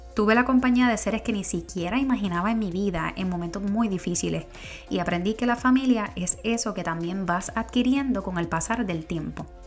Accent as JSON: {"language": "Spanish", "country": "Puerto Rico", "also_born_or_lived": "New York / Florida", "moved": "as an adult", "said": "Como buena puertorriqueña"}